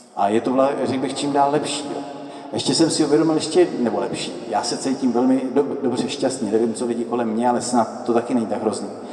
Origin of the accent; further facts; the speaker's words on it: Letohrad, Pardubice Region, Czechia; moved away as an adult; also born or lived in Italy; já pocházím z Letohradu